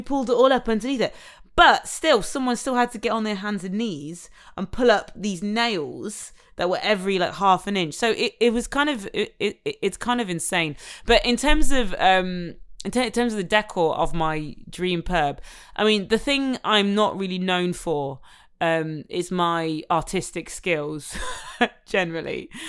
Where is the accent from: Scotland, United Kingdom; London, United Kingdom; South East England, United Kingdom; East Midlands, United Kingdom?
East Midlands, United Kingdom; Nottingham; from Nottingham, which is my hometown where I'm from.